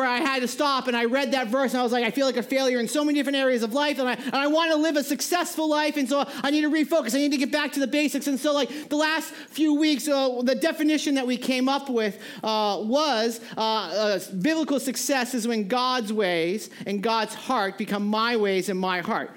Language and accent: English; New England, United States; moved away; I grew up in New England.